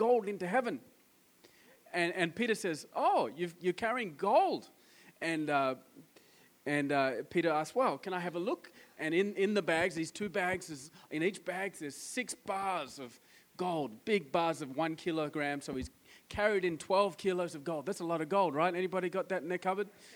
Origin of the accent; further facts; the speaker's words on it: Australia; I'm from Australia